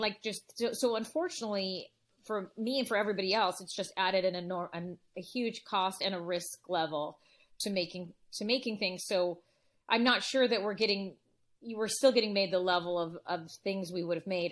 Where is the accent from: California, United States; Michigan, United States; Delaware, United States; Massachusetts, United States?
California, United States; Los Angeles; We grew up in the San Fernando Valley in L